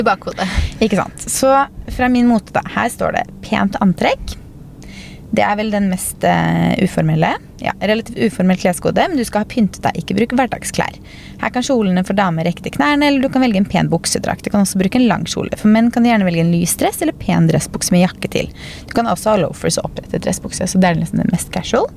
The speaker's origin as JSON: {"language": "Norwegian", "country": "Norway"}